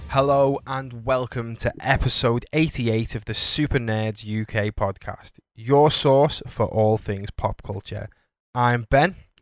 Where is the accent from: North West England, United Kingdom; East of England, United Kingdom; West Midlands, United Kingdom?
North West England, United Kingdom; Liverpool; We're up north, man. We li, we, we're from Liverpool